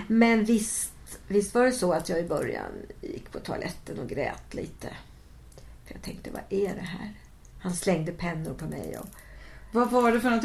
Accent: Västergötland, Västra Götaland, Sweden; moved away; Jag kom från Västergötland, precis som Stickan

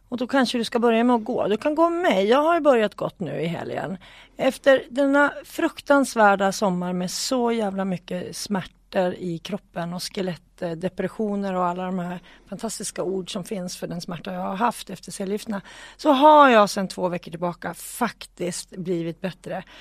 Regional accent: Sweden; vi var fem från Sverige

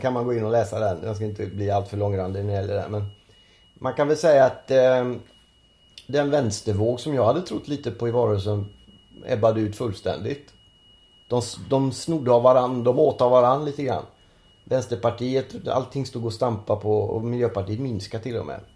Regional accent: Gothenburg, Västra Götaland, Sweden; moved away; jag är ju från Göteborg

